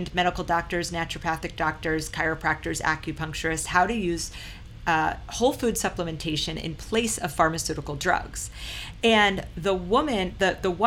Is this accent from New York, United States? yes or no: yes; Long Island, New York, United States; moved away as an adult; also born or lived in San Diego / Austin; growing up on Long Island